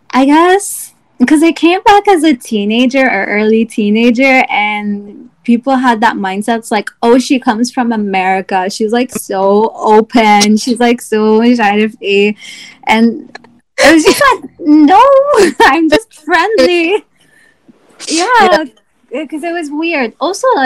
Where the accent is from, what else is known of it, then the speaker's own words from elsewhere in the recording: Egypt; also born or lived in Virginia; now in United States; I had to also like overcome some sort of xenophobia because I came from Egypt as well, and I had you know southern teachers.